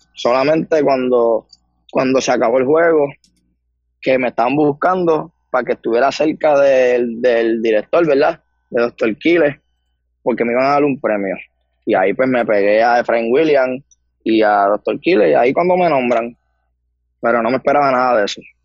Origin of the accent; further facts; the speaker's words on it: Humacao, Puerto Rico; soy nacido y criado en el pueblo de Humacao